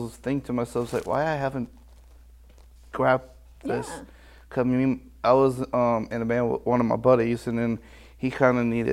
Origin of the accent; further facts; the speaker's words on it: New Orleans, Louisiana, United States; moved away as an adult; now in Lafayette, United States; I'm from New Orleans